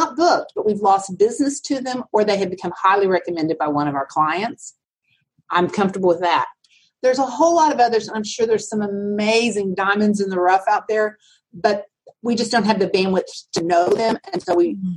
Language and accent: English; Altus, Oklahoma, United States; now in Dallas, United States; I grew up in Oklahoma, in the southwest corner of Oklahoma. It's a town called Altus.